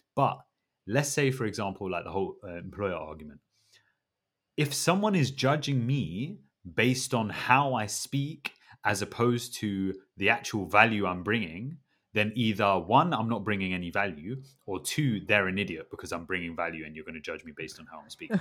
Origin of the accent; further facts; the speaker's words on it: England, United Kingdom; I'm English